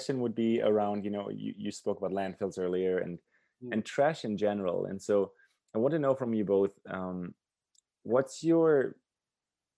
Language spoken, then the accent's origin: English; Germany; now in Canada; I grew up in Germany and I live in Canada